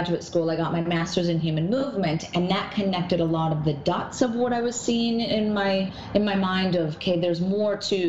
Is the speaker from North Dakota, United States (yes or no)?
yes; North Dakota, United States; moved away as an adult; also born or lived in Minnesota; now in New York, United States; I've lived in New York for 18 years, and I was born in North Dakota, so very small town, 300 people.